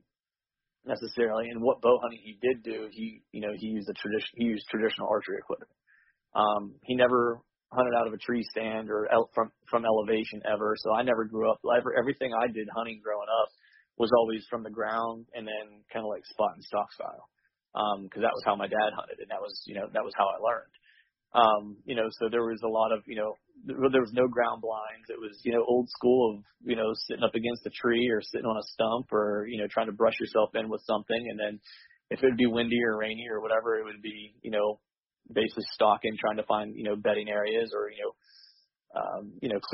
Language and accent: English; rural Pennsylvania, United States; also born or lived in Charleston, South Carolina; I was raised in rural Pennsylvania